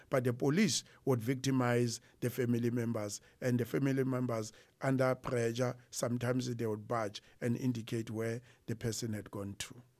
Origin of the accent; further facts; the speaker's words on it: Harrismith, Free State, South Africa; also born or lived in Pietermaritzburg / Warden; I grew up in Harrismith. I was born and bred in Harrismith, which is at the border of Natal and the Free State